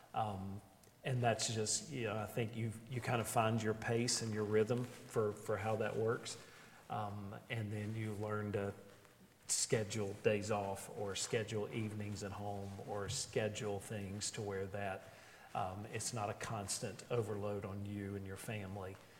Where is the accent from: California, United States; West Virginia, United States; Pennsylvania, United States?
West Virginia, United States; Beckley; moved away as an adult; also born or lived in Ashland, Kentucky / Lincolnton, North Carolina; now in Buffalo, United States; I'm originally from Beckley, West Virginia